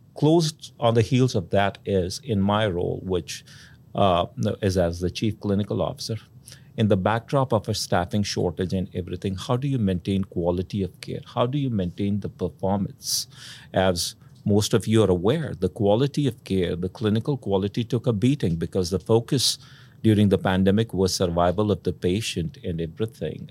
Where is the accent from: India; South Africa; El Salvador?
India; moved away; I grew up in India, uh, in a middle class, uh, household